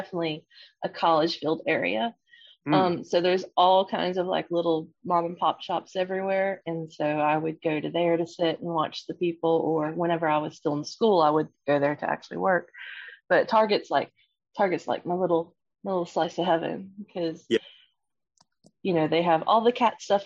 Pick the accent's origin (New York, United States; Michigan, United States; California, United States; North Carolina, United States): North Carolina, United States; Central; I am from Central North Carolina in the south of the US